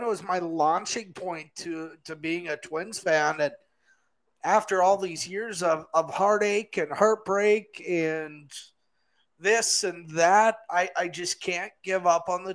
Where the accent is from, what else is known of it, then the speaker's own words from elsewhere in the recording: Grafton, United States; I grew up in Grafton